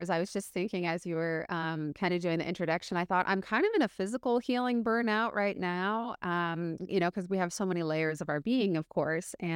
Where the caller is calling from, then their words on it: Seattle, Washington, United States; I, I am coming from Seattle Seattle, Washington in the States.